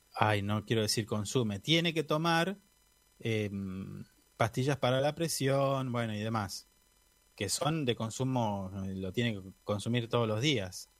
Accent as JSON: {"language": "Spanish", "town": "Esquel", "region": "Chubut", "country": "Argentina", "tie": "born or raised there", "moved": "yes", "said": "yo soy nacido en Esquel, tengo familiares en Esquel."}